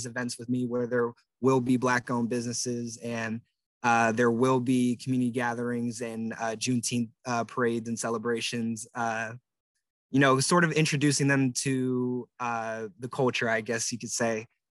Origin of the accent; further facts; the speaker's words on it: Pacific Northwest, United States; But since I'm from the Pacific Northwest, my family is originally from the South